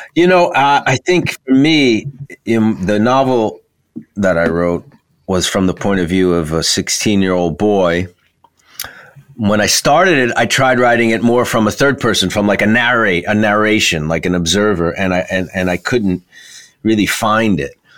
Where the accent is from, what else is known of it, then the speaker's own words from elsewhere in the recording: New York, United States; as a New Yorker